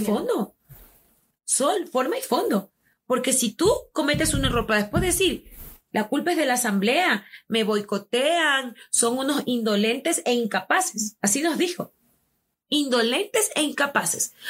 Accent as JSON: {"language": "Spanish", "country": "Ecuador", "said": "Somos ecuatorianos"}